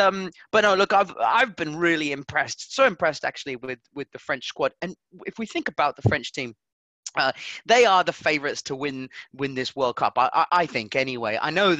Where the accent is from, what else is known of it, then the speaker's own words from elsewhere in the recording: Southampton, South East England, United Kingdom; Mate. We're from Southampton.